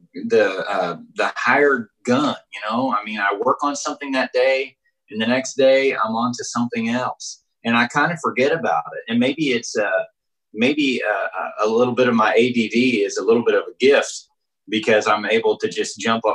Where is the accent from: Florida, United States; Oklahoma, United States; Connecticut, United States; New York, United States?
Oklahoma, United States; Southeast; I grew up in Southeast Oklahoma when we were very poor